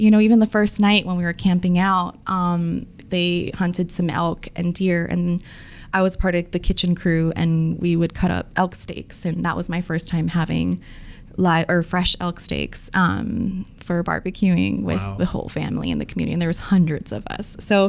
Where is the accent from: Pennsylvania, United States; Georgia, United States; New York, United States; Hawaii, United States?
Hawaii, United States; Honolulu; moved away as an adult; also born or lived in Wahiawa, Hawaii / Greeley, Colorado; now in Aurora, United States; I'm from a small town in Waihoa, near the north shore of Oahu, but I grew up actually in Kohala, Kaimuki